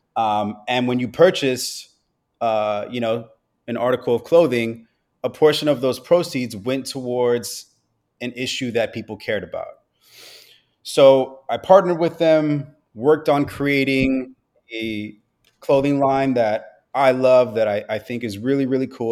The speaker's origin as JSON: {"language": "English", "town": "Los Angeles", "region": "California", "country": "United States", "tie": "born or raised there", "said": "I am born and raised in Los Angeles, California. Grew up out here"}